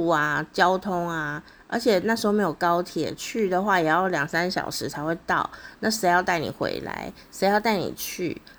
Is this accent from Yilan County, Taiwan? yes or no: no; Kaohsiung, Taiwan; 相信也有很多以前小时候在高雄呢，也很想要亲自…的风采的朋友呢。可能在当年也跟我一样没有这样的经费哦，要从高雄去台北